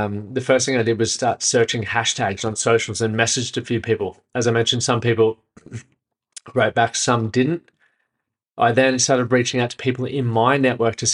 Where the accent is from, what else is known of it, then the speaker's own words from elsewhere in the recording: Brisbane, Queensland, Australia; moved away as an adult; now in Nashville, United States; I'm from Brisbane, just moved to Nashville